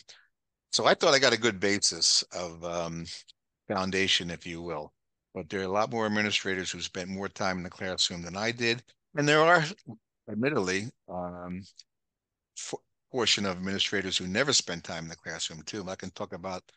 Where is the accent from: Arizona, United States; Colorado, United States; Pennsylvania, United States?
Pennsylvania, United States; Norwood; I grew up in Norwood, where your mom and I grew up in Norwood.